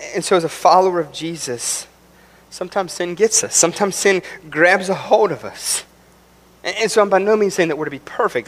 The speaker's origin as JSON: {"language": "English", "region": "West Virginia", "country": "United States", "tie": "born or raised there", "said": "I'm from West Virginia."}